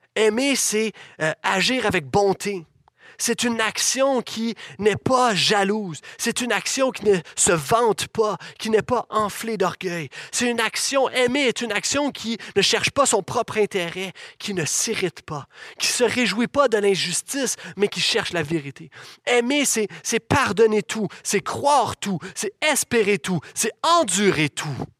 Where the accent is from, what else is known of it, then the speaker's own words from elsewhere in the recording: Laval, Quebec, Canada; j'ai grandi dans l'Église, j'ai vécu mon adolescence dans cette Église ici même.